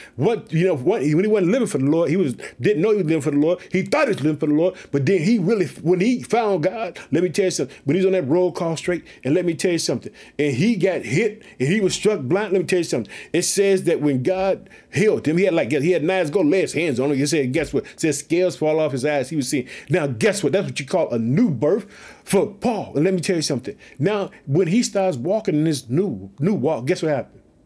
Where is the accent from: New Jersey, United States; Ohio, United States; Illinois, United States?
Illinois, United States; also born or lived in Chicago; My home state, Illinois, living in the city of Chicago